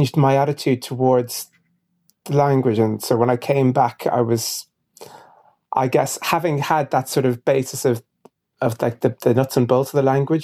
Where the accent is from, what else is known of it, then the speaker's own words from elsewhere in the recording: Ireland; I'm half Irish and half Ghanaian.